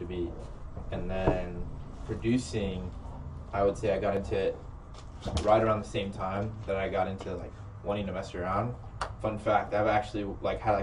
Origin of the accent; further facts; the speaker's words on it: Dallas, Texas, United States; also born or lived in Carrollton, Texas; I grew up here in Dallas. So my whole life, just been growing up here. Didn't move anywhere else.